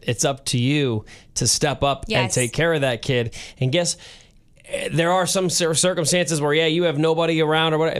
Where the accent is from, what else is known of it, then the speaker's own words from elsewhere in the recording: United States; as an American